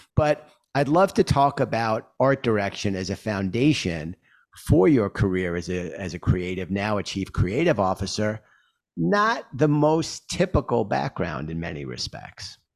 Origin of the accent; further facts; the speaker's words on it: New York, United States; I grew up in Queens